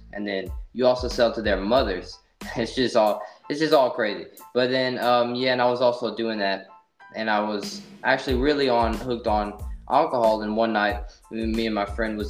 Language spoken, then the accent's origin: English; Simmesport, Louisiana, United States; I was raised in Simsport, Louisiana, you know, adopted. My descendants is actually Cuban, but I'm raised in Louisiana